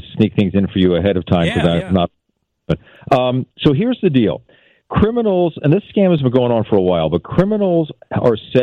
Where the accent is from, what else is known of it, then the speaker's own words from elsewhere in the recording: Philadelphia, Pennsylvania, United States; moved away as an adult; also born or lived in Syracuse; now in Seattle, United States; I'm from Philly